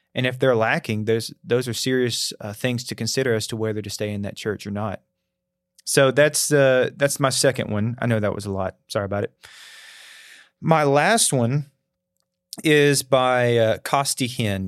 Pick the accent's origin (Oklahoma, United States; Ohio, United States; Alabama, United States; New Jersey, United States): Alabama, United States; North; moved away as an adult; now in Tennessee, United States; growing up in North Alabama